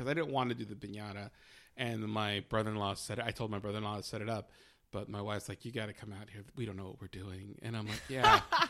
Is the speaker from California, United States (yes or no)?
yes; Monterey Park, California, United States; also born or lived in Las Vegas; I grew up in Monterey Park here in LA.